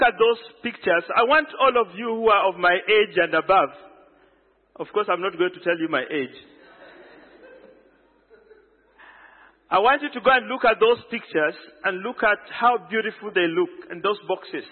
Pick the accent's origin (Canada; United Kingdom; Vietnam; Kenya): Kenya; I am a Kenyan